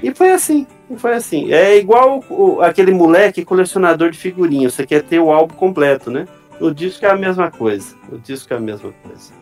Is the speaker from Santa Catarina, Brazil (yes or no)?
yes; Chapecó, Santa Catarina, Brazil; eu sou catarinense, nascido na cidade de Chapecó, Santa Catarina